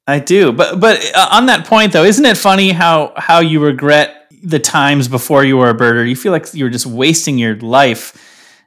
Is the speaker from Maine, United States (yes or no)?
yes; Falmouth, Maine, United States; moved away as an adult; also born or lived in Colorado / Washington, D.C. / Mississippi; Born and raised, uh, I grew up in, F, uh, Falmouth, Maine